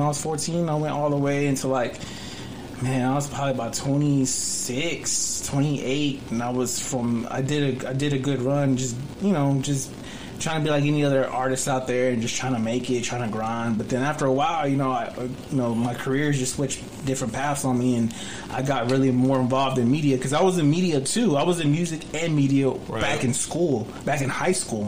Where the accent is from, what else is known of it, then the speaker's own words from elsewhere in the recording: Dallas, Texas, United States; also born or lived in Duncanville, Texas / Fort Worth, Texas; I grew up in Dallas. See, I started, I lived in Oak Cliff, and then from Oak Cliff, my parents moved to Duncanville